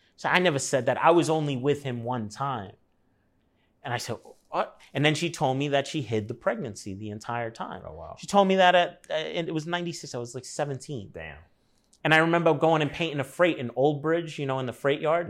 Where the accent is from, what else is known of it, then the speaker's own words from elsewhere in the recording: New York City, New York, United States; moved away as an adult; also born or lived in Los Angeles, United States; Moved within a mile of where I was born in Brooklyn